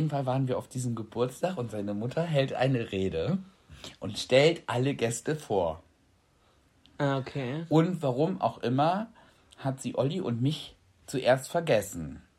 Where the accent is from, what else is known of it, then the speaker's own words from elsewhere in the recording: Freiburg, Baden-Württemberg, Germany; Dann kann ich dir auch mal Freiburg zeigen und wo ich aufgewachsen bin.